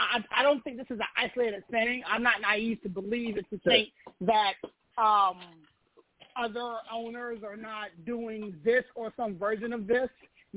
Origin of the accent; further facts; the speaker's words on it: Pittsburgh, Pennsylvania, United States; now in Washington, D.C. metro area, United States; I'm from Pittsburgh, but I stay out here in the metro D.C. area.